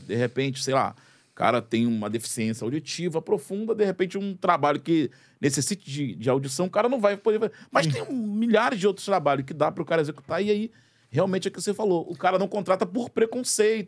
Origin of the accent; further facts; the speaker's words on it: Brazil; eu me incluo nessa parte da, da população brasileira